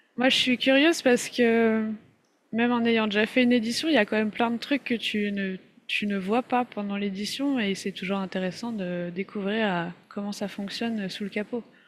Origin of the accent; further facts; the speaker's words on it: France; accent: French; ça s'entend qu'on est français, avec notre superbe accent